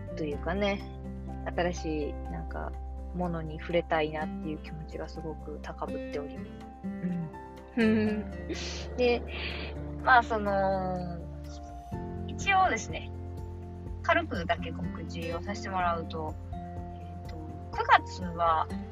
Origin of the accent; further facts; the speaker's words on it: Kansai, Japan; moved away; 私の地元の関西に